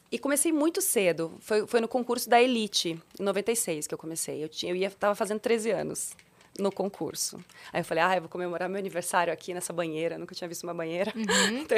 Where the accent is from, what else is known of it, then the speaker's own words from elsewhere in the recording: Curitiba, Paraná, Brazil; Eu nasci em Curitiba.